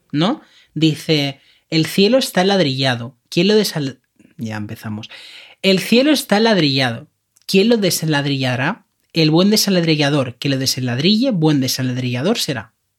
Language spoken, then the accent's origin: Spanish; Catalonia, Spain; accent: Catalan (final T in dificultad); first language Spanish; esto es algo que decimos en Cataluña que se dice así